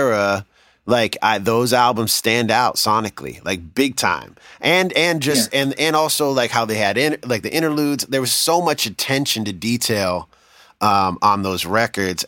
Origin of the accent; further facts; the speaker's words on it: New York, United States; I moved to New York. I mean, I'm from New York